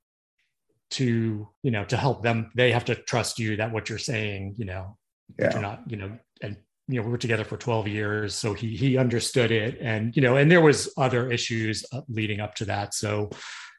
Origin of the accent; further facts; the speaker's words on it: Yonkers, New York, United States; now in Florida, United States; born and raised in Yonkers, New